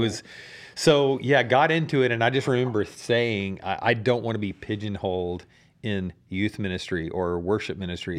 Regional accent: Dallas, Texas, United States; I grew up over in Dallas

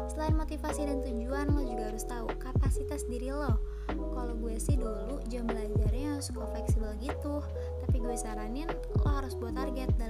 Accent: Bandar Lampung, Lampung, Indonesia; Asal gue dari Bandar Lampung

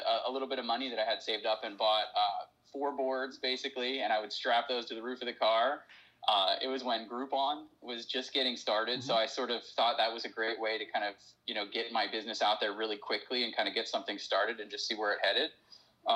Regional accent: Pittsburgh, Pennsylvania, United States; I'm from Pittsburgh, Pennsylvania, which is on the east coast of the United States.

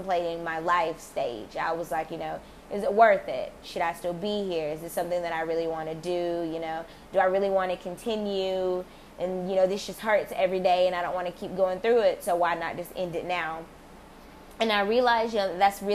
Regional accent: United States; I am African American

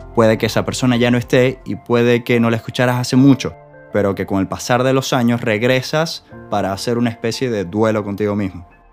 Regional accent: Venezuela; moved away as an adult; el aniversario de la última vez que estuve sobre suelo venezolano

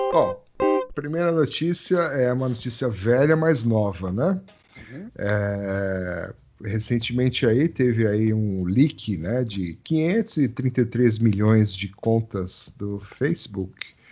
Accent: Brazil; mas eu sou brasileiro

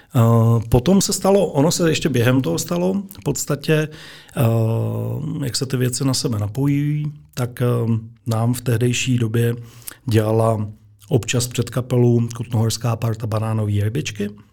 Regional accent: Moravia, Czechia; now in Kutná Hora, Czechia; Já pocházím z Moravy, eh, z malé vesnice

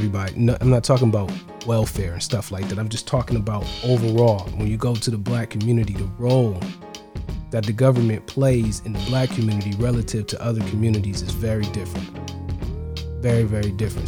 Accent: Ohio, United States; now in Georgia, United States; I'm in Georgia. I'm from Ohio originally.

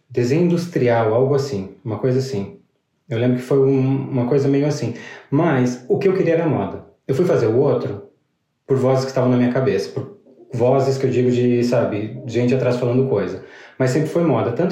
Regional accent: Rio Grande do Sul, Brazil; also born or lived in Paraná; o Rio Grande do Sul, eu me criei no Rio Grande do Sul, na real. No Paraná, eu só morei até os quatro anos.

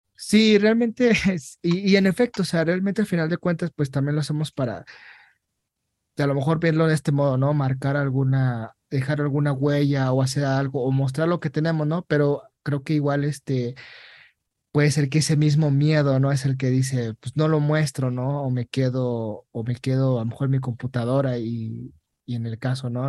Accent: Mexico; moved away; como mexicanos

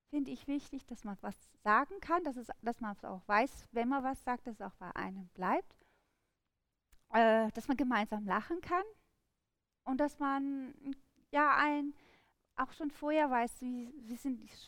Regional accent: Rhineland, Germany; als Rheinländer ist es im Endeffekt wirklich so die rheinländische, also Karnevalsmusik

